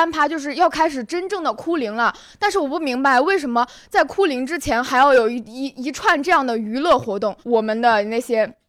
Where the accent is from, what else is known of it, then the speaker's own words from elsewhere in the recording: Shaanxi, China; 我是陕西人，我不知道你南京这边的民俗是什么样的。